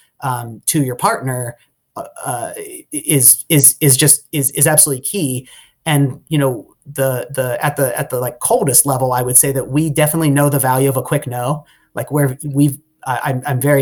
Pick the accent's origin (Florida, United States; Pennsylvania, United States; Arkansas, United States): Pennsylvania, United States; Pittsburgh; moved away as an adult; also born or lived in Michigan; I grew up outside in the suburbs of Pittsburgh, and I went to college in Michigan